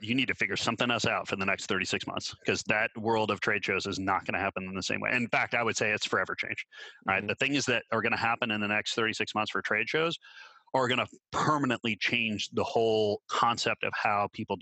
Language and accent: English; Minnesota, United States; moved away; also born or lived in Canada; I grew up in Minnesota.